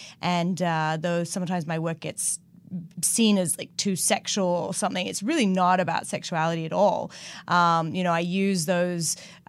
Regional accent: New South Wales, Australia; now in United States; I grew up on the northern beaches, so I miss that part too.

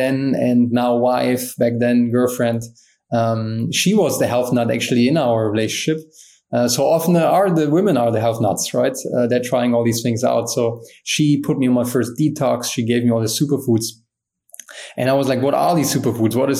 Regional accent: Germany; growing up in Germany, I was always an athlete.

